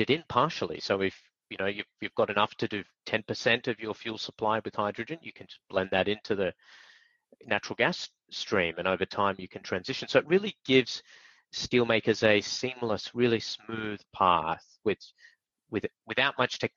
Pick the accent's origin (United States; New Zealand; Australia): Australia; me being an Aussie